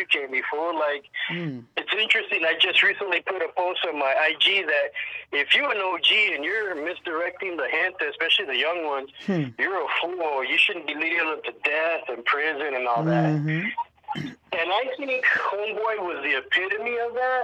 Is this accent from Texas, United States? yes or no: yes; El Paso, Texas, United States; moved away as an adult; also born or lived in California; now in Oregon, United States; I'm from the border, Tejano, Chicano, El Paso, Texas. Grew up there back in the 70s and 80s